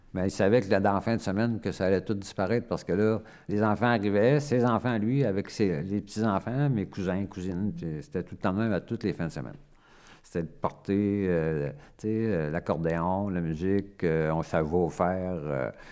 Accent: Anticosti Island, Quebec, Canada; also born or lived in Montreal; Je suis natif de Montréal, mais été élevé ici par mes grands-parents. Je suis arrivé à l'île Anticosti à l'âge de 4 mois

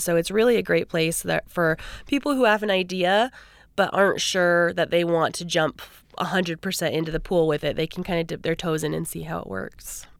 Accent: Seattle, Washington, United States; also born or lived in Idaho; now in Idaho Falls, United States; I'm originally from Seattle

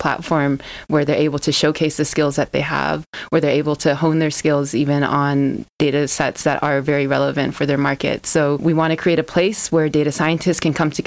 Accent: California, United States; moved away as an adult; now in Cape Town, South Africa; I'm from California in the United States. I'm American

